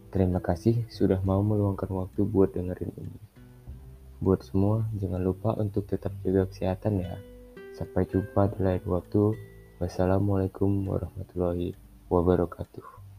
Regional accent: Medan, North Sumatra, Indonesia; aku berasal dari kota Medan

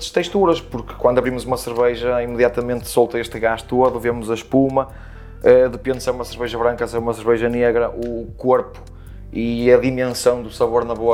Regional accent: Porto, Norte, Portugal; now in Leça da Palmeira, Portugal; Tenho 36 anos, sou natural do Porto, mas vivo em Laça da Palmeira.

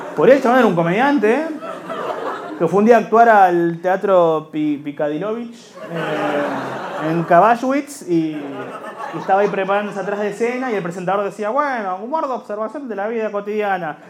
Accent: Buenos Aires, Argentina; Somos de Liniers

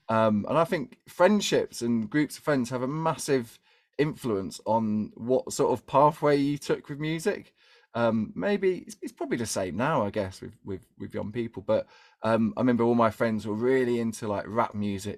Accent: London, United Kingdom; I grew up in East London

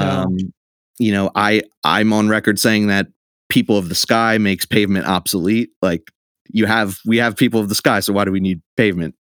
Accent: Trenton, New Jersey, United States; also born or lived in Baltimore; grew up in Trenton. I've lived here my whole life

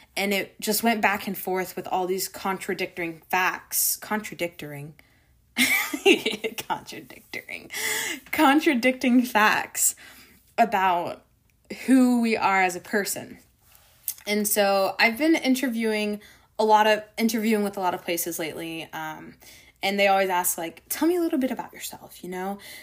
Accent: Florida, United States; Growing up in Florida, the beaches, you know, um, protecting our ecosystem was always really dear

